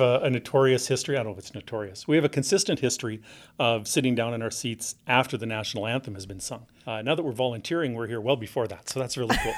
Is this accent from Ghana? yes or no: no; Regina, Saskatchewan, Canada; We're both born and raised in Regina